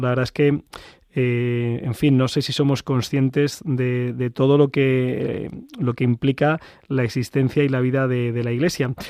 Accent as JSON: {"language": "Spanish", "town": "Madrid", "region": "Community of Madrid", "country": "Spain", "said": "yo, soy madrileño"}